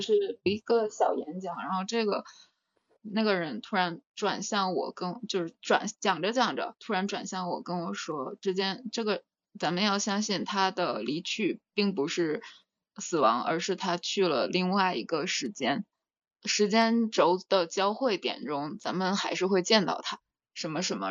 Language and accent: Chinese; China; moved away; 小时候，就在国内的那几次